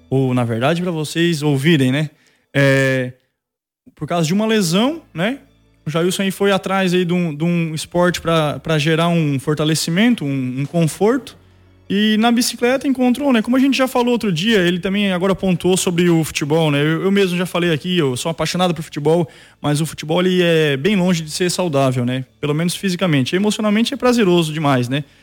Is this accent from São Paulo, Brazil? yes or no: no; Sapucaia do Sul, Rio Grande do Sul, Brazil; now in Praia Grande, Brazil; eu sou natural de Sapucaia